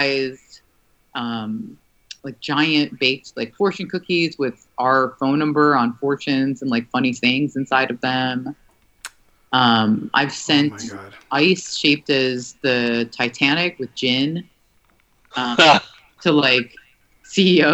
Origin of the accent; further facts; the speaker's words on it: United States; I'm an American